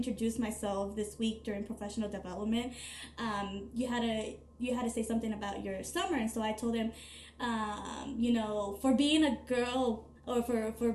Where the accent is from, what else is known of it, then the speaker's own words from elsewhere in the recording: United States; I'm American